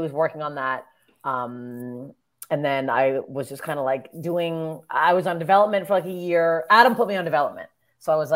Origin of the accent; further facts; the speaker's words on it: Canada; moved away as an adult; now in Los Angeles, United States; as a Canadian